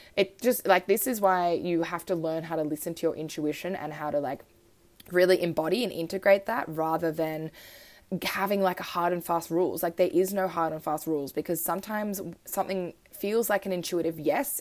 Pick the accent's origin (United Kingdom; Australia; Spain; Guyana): Australia; also born or lived in Switzerland; I moved to Australia when I was three. I was born in Switzerland and love my Swiss roots.